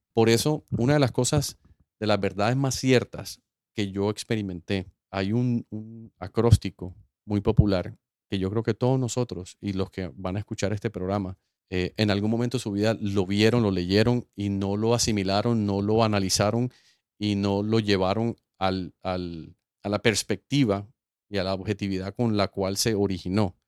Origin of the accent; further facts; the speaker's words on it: Colombia; moved away as an adult; now in United States; Yo iba de vuelta a Colombia